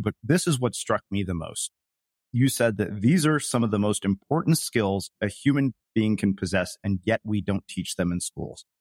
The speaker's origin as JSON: {"language": "English", "country": "United States", "said": "one of being an Indian American and one of being raised by Indian parents"}